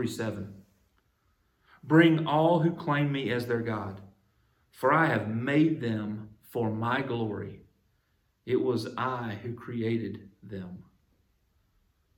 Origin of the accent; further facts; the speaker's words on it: United States; allow me to come into this earth as an American